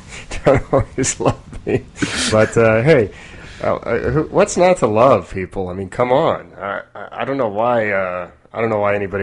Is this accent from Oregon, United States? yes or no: yes; Oregon, United States; I'm from Oregon and I'm very stereotypical Oregonian.